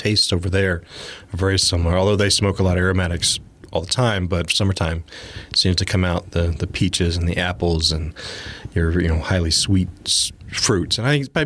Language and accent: English; Louisiana, United States; now in Austin, United States; We're both from Louisiana